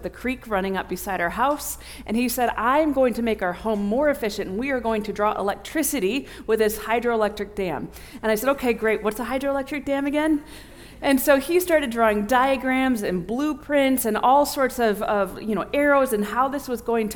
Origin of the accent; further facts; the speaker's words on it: Bourbonnais, Illinois, United States; I grew up in Bourbonnais, Illinois, where Olivet Nazarene University is